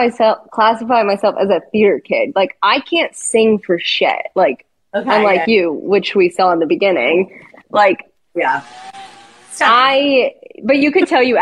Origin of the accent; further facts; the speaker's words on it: Connecticut, United States; I'm from Connecticut.